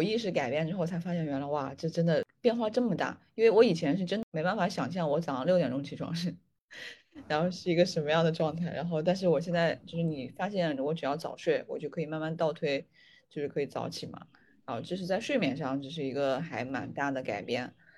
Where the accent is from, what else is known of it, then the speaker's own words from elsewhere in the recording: northern China, China; 因为我是北方人嘛，北方人